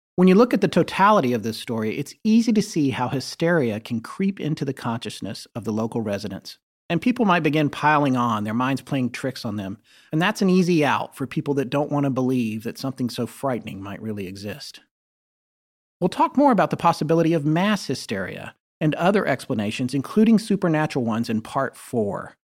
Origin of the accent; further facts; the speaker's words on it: the South, North Carolina, United States; being from the South